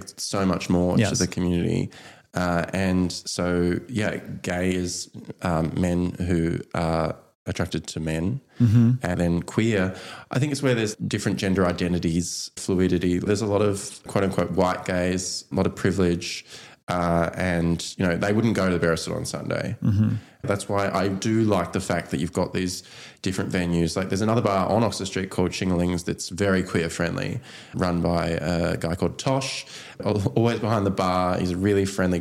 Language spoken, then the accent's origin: English; Tasmania, Australia; also born or lived in Sunshine Coast / Melbourne / Brisbane; now in Sydney, Australia; I grew up in Tasmania. Then I lived on the Sunshine Coast with the parents. Moved down to Sydney